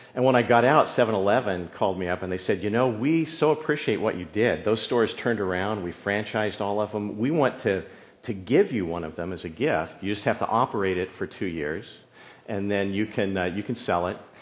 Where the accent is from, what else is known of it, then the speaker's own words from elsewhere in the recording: San Jose, California, United States; also born or lived in farm country; when we moved to San Jose, my dad wanted to have, you know, property big enough where he could park his plumbing trucks. And so that meant we were in East San Jose